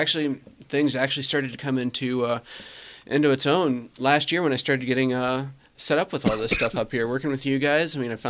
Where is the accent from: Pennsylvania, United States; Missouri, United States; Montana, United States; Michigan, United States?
Missouri, United States; Mexico; moved away as an adult; now in Morris, United States; I'm originally from central Missouri.